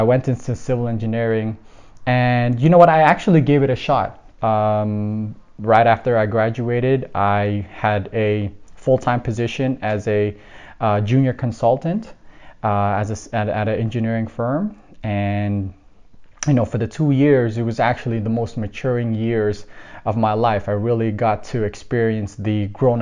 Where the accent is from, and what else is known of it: Toronto, Ontario, Canada; born or raised there; also born or lived in Philippines